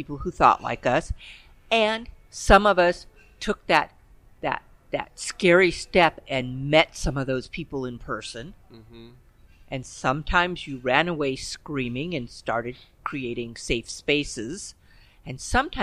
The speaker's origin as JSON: {"language": "English", "town": "Los Angeles", "region": "California", "country": "United States", "tie": "born or raised there", "said": "I grew up in the East Los Angeles computer lab"}